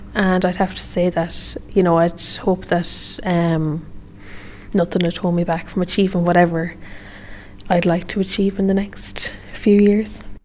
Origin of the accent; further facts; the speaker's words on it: County Sligo, Connacht, Ireland; I'm fifteen years old and I'm from Buddenadin, County Sligo